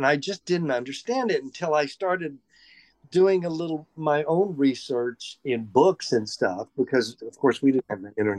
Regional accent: Atoka, Oklahoma, United States; moved away as an adult; also born or lived in Durant, Oklahoma / Los Angeles; So I was basically born in Durant, but raised in Atoka, Oklahoma, with four siblings

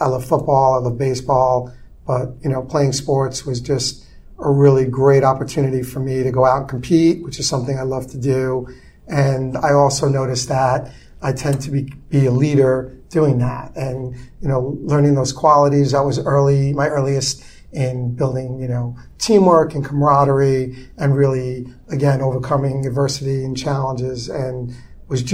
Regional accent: New York City, New York, United States; I grew up in Brooklyn in the 70s and the 80s

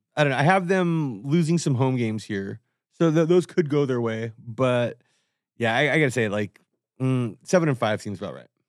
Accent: Whittier, California, United States; where I grew up in Whittier

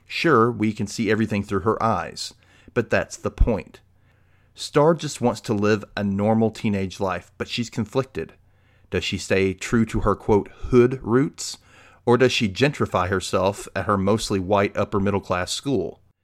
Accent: the South, United States; as a gay man growing up in the South

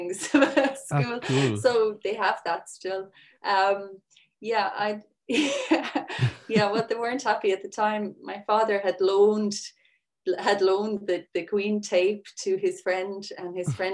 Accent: Sixmilebridge, Munster, Ireland; I'm from 6 Mile Bridge, which is used to be a small village

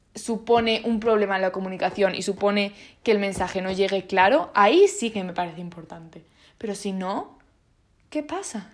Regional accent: Spain; first language Italian and Spanish; me he criado en España

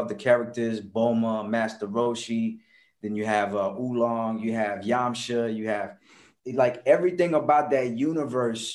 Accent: Washington, District of Columbia, United States; also born or lived in Paris, France / Comoros; I was living in Washington, D.C. I was born in Paris, France. Family came to Washington, D.C. when I was 4.

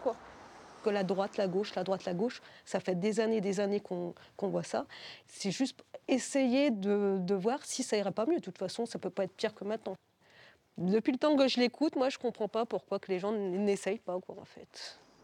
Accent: Béthisy, Hauts-de-France, France; also born or lived in Blangy / the north; je suis d'origine de Béthisy

